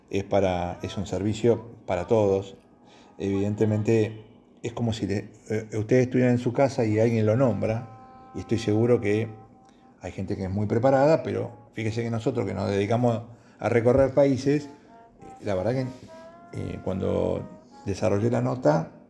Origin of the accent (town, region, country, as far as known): Argentina